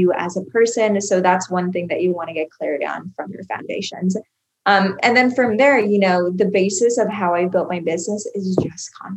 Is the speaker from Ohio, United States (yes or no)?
no; Iowa, United States; moved away as an adult; now in Miami, United States; I moved away from my home state, which is Iowa